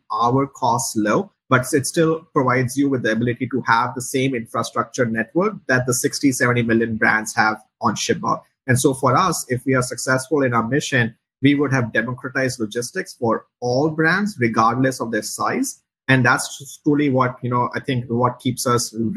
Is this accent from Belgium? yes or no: no; India; moved away as an adult; also born or lived in Chicago; now in United States; me and my co-founder, Dhruv, we grew up in India